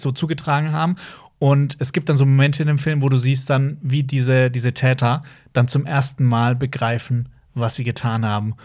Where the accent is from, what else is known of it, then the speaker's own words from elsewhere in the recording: Baden-Württemberg, Germany; Obwohl wir alle aus dem gleichen Bundesland kommen